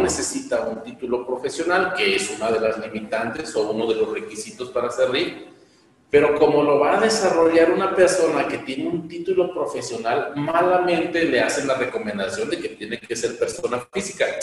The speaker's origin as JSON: {"language": "Spanish", "country": "Mexico", "said": "como mexicanos"}